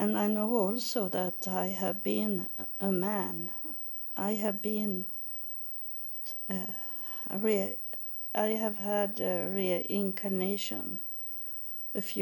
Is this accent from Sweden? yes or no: yes; Sweden; that belong not to my culture. That doesn't belong to Sweden.